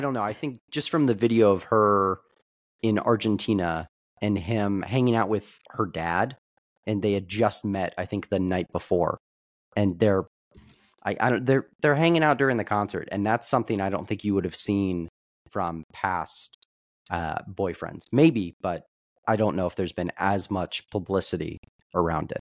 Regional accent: Kansas City, Missouri, United States; we are from Kansas City

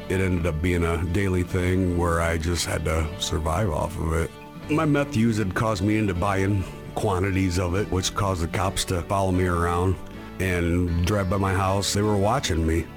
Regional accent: Iowa, United States; I'm from Iowa

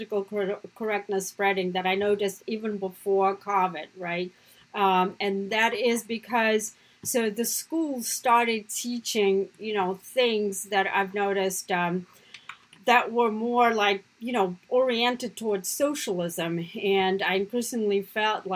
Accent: Russia; now in United States; my family, just like growing up in Russia, right, my family was anti-communist

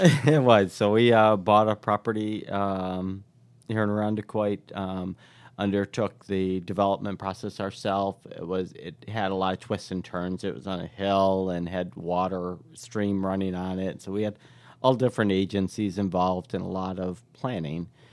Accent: Irondequoit, New York, United States; moved away as an adult; also born or lived in Fort Lauderdale, Florida; I grew up right on Saint Paul Boulevard and, um, uh, yeah, went to school through Arondicoit schools

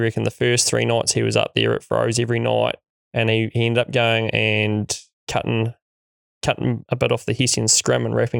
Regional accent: North Island, New Zealand; now in Central Otago, New Zealand; I grew up in the North Island, one or two of all places. And although grandparents had a sheep and beef farm just down the road up until the age of seven, I guess I wouldn't say I was a farming background.

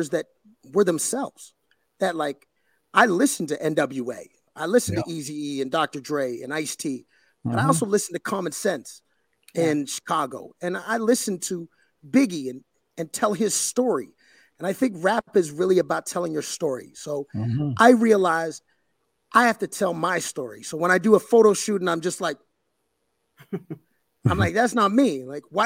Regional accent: Sarnia, Ontario, Canada; also born or lived in Cape Breton, Nova Scotia; now in Toronto, Canada; I grew up in Sarnia, Ontario, which is on the border to Michigan

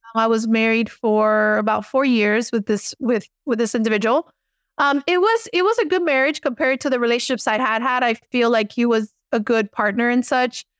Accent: Miami, Florida, United States; accent: Miami Cuban American; I was born and raised in Miami, Florida.

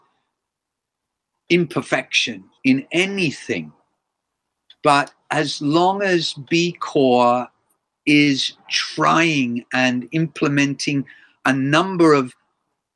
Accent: England, United Kingdom; now in Japan; I grew up in England

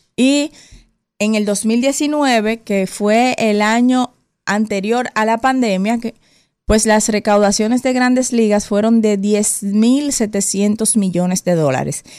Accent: Dominican Republic; para los dominicanos y dominicanas

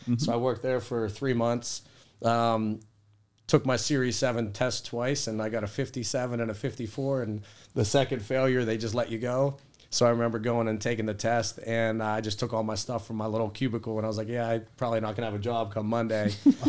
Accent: Finleyville, Pennsylvania, United States; I grew up in the South Hills in a small town, Finleyville.

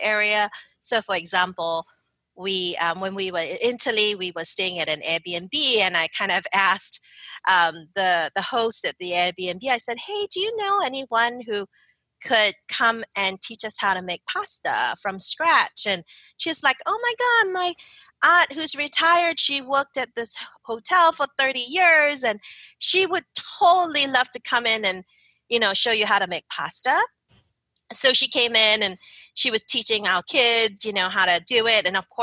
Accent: Singapore; moved away as an adult; also born or lived in Philadelphia, United States; now in United States; I grew up in Singapore

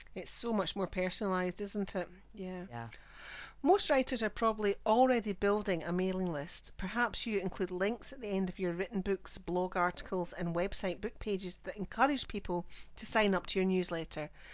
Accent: Scotland, United Kingdom; I'm the Scottish one

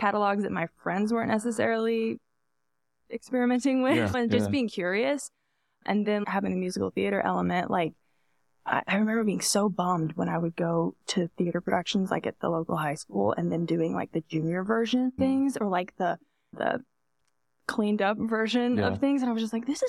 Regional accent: Buford, Georgia, United States; also born or lived in Atlanta, Georgia / Alabama / Nashville, Tennessee; I grew up there

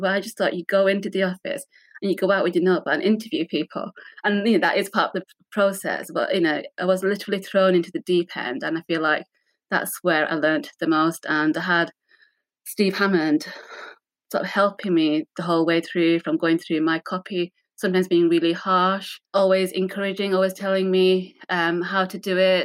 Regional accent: Rochdale, North West England, United Kingdom; Born and raised in Rochdale

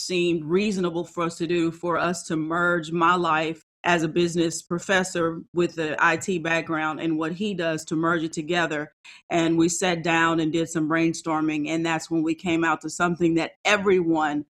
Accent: Texas, United States; I am a Texan.

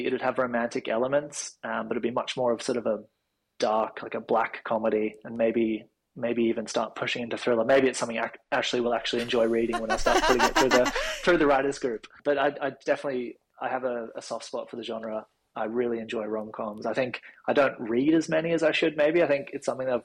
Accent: Sydney, New South Wales, Australia; I went to a fairly conservative Christian primary and high school in the Northern Beaches

